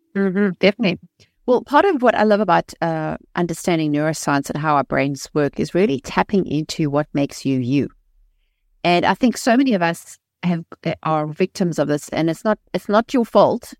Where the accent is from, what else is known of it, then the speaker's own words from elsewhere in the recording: South Africa; moved away; I was raised in South Africa, um, in a, in a modern society